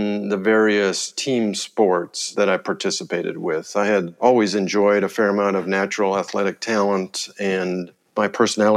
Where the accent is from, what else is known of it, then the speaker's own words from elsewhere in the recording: Winnipeg, Manitoba, Canada; moved away as an adult; also born or lived in Edmonton, Alberta / Montreal, Quebec; I was born in Edmonton, Alberta, but basically was raised in Winnipeg, Manitoba